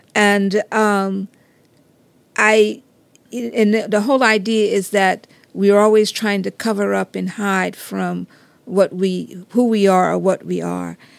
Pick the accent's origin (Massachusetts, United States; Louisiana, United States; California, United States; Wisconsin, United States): Louisiana, United States; Geismar; in my community, I'm from Geismar